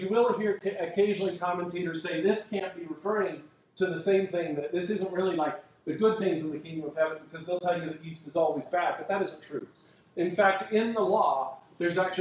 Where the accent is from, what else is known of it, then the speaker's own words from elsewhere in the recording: United States; our culture as American Christians